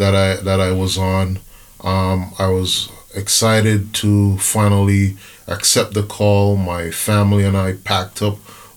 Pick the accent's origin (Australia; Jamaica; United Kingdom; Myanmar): Jamaica; also born or lived in Brooklyn, New York; now in Berrien Springs, United States; originally from Jamaica, but I'm a Brooklyner. I'm a New Yorker living in Brooklyn.